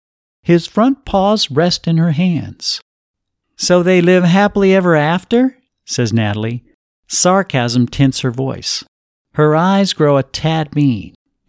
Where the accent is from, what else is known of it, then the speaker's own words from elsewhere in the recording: Pennsylvania, United States; I grew up in the Philadelphia suburbs, so in some ways, Sheila's destination makes things easier for me.